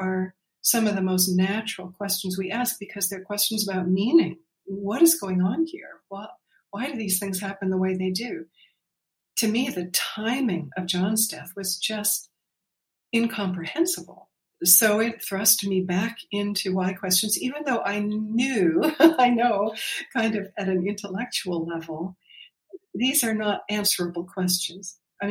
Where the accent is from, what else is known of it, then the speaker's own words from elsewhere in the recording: Pennsylvania, United States; in the years we were growing up near Philadelphia, a suburb of Philadelphia.